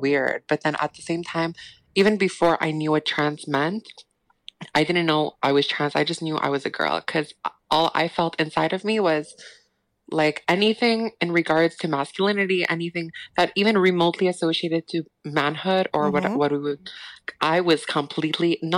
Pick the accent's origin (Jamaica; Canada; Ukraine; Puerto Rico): Canada; also born or lived in Montreal; I'm Canadian